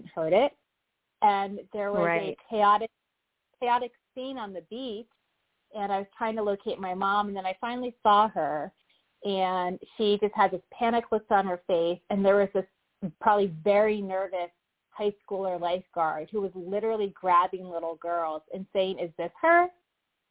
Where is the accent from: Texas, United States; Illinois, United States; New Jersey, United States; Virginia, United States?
New Jersey, United States; Mendham; now in Boston, United States; my hometown where I grew up in New Jersey, a town of 5,000